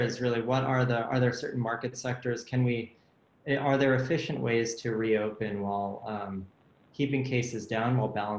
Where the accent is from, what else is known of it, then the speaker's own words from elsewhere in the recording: United States; as an American